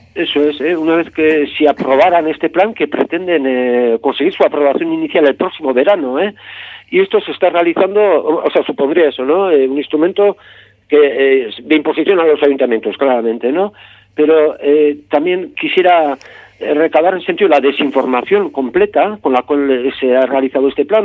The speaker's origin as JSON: {"language": "Spanish", "area": "Gipuzkoa", "region": "Basque Country", "country": "Spain", "said": "yo soy de, Guipúzcoa"}